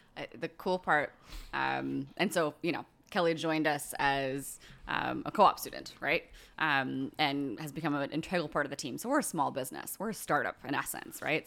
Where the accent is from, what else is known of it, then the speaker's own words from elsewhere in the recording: Bermuda; now in Nova Scotia, Canada; From Bermuda